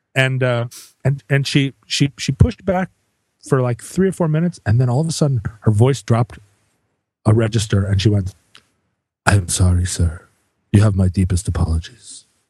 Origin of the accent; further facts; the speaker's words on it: Alaska, United States; growing up in Alaska